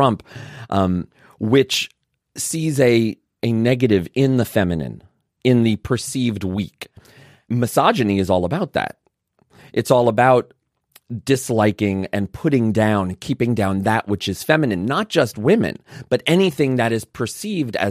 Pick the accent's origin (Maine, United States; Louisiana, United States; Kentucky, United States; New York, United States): New York, United States; New York City; also born or lived in Vermont; now in Canada; I grew up in Brooklyn.